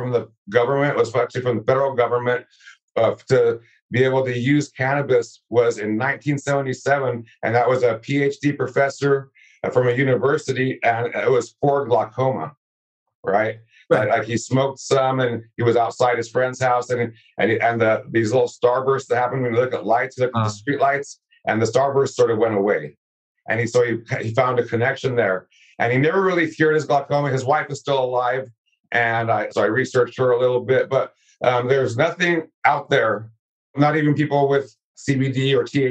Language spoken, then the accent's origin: English; California, United States; born or raised there